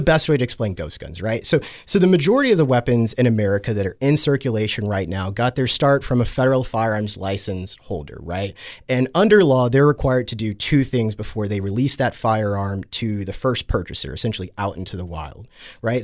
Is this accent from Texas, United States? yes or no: yes; Texas, United States; I come from Texas, right, where guns are just super normalized there